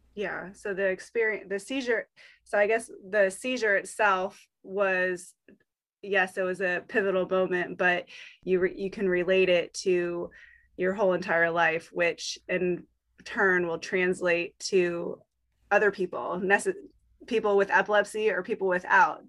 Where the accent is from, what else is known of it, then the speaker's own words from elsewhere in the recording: Virginia, United States; my hometown in Virginia